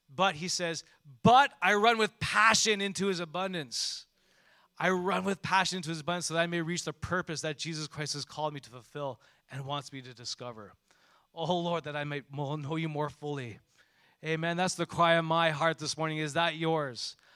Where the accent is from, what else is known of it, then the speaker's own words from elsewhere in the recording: Montreal, Quebec, Canada; When I grew up in Montreal, you know, I took public transportation probably from grade three or four off to my school